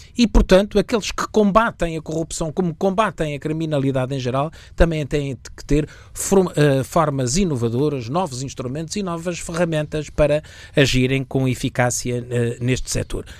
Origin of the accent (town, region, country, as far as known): Portugal